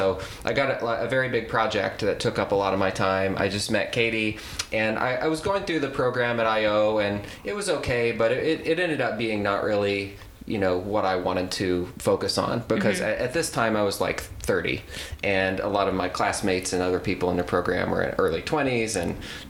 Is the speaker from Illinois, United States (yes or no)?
yes; Carbondale, Illinois, United States; moved away as an adult; also born or lived in Memphis / Nashville / Atlanta / Chicago; I grew up in Southern Illinois, Carbondale area.